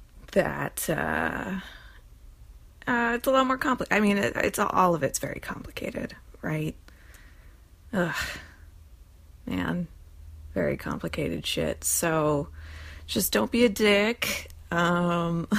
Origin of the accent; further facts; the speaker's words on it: New Jersey, United States; I'm from New Jersey